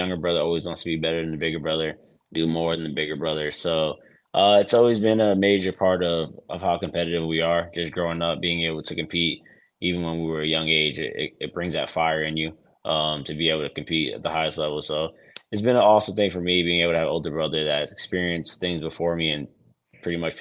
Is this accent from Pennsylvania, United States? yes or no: no; New York City, New York, United States; growing up in New York City